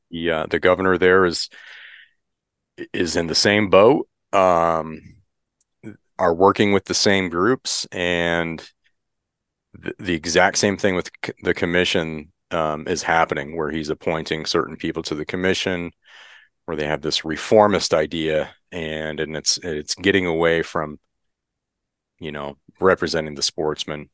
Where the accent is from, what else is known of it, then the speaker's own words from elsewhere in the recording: Michigan, United States; now in California, United States; I grew up in Michigan, grew up hunting.